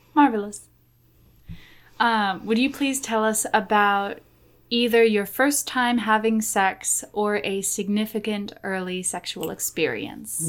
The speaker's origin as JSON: {"language": "English", "region": "Oklahoma", "country": "United States"}